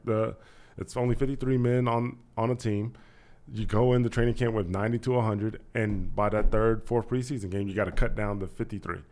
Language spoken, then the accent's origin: English; Dayton, Ohio, United States; also born or lived in Kentucky / Miamisburg, Ohio; Born in Kentucky, was brought up in Dayton, Ohio because my parents were seeking opportunities, better opportunities for work and for school